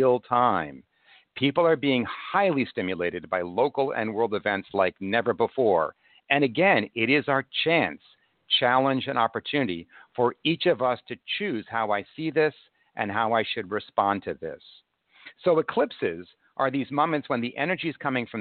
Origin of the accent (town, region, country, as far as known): United States